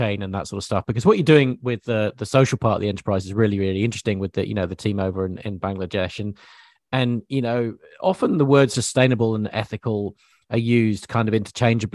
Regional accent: England, United Kingdom; growing up in England as I did

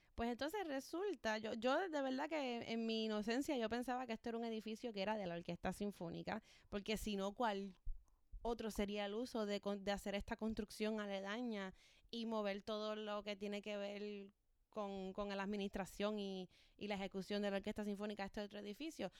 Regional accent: Ponce, Puerto Rico; moved away; Yo soy de Ponce

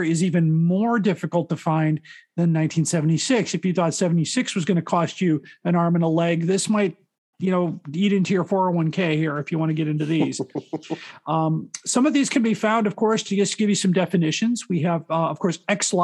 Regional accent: Chicago, Illinois, United States; I've been in Chicago my whole life.

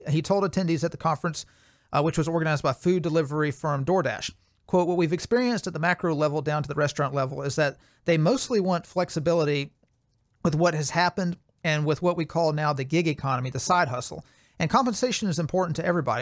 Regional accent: Alabama, United States; my home state of Alabama

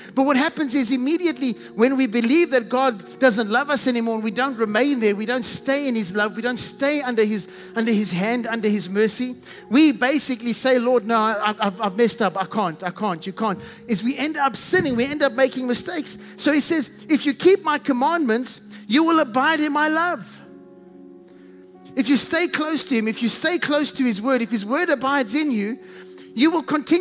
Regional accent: South Africa; accent: South African; I have a South African accent. I can't get rid of it.

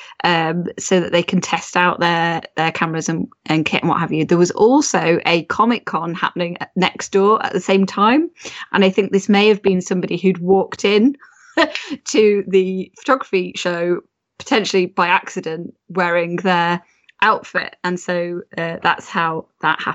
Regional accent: Rugby, West Midlands, United Kingdom; That's my hometown. I'm originally from, rugby.

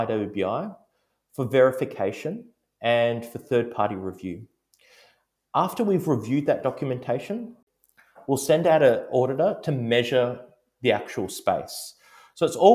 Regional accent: Melbourne, Victoria, Australia; my hometown in Melbourne

